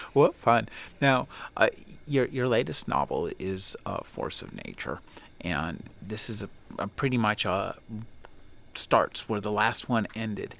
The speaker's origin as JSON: {"language": "English", "country": "United States", "said": "I live in America or I'm an American"}